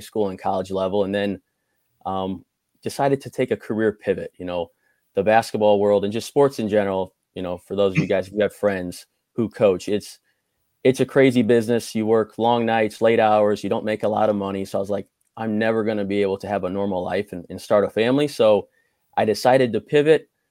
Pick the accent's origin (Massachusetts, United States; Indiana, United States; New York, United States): Indiana, United States; Crown Point; I grew up in Crown Point, Indiana